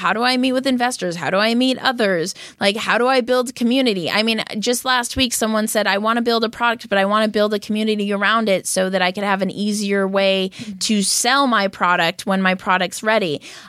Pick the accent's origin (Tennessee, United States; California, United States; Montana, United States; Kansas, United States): California, United States; Los Angeles; No way. I grew up in Westwood.